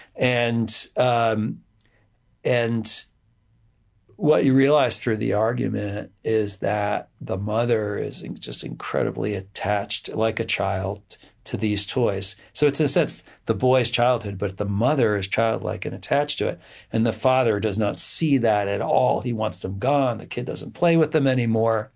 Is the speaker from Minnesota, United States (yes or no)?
no; Edison, New Jersey, United States; also born or lived in Montclair, New Jersey / New Brunswick, New Jersey; I grew up in, uh, in mostly in New Jersey